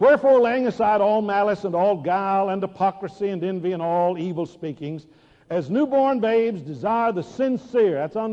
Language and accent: English; Dallas, Texas, United States; I grew up in Dallas